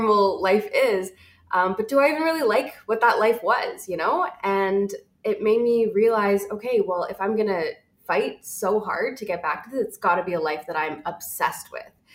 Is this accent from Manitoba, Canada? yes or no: no; Toronto, Ontario, Canada; moved away as an adult; now in Vancouver, Canada; I'm actually originally from Toronto. I moved here about 7 years ago